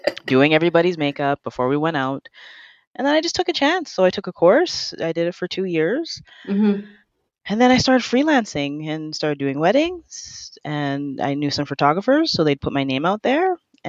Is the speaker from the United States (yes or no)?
no; Canada; born there; Well, I was born in Canada, but my parents are both Jamaican.